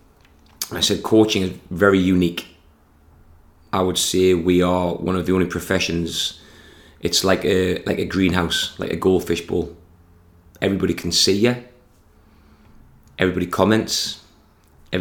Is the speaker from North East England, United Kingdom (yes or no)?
yes; Consett, North East England, United Kingdom; born or raised there